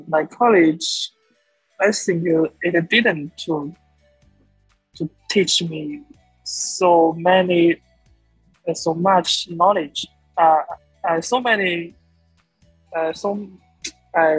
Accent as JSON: {"language": "English", "country": "China", "second_language": "English", "said": "I'm a student from China"}